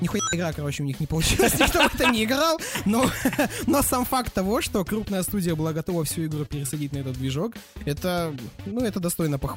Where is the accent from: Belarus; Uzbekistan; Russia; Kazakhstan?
Kazakhstan; я вообще из Казахстана. Какие у нас в 98 году компьютеры были?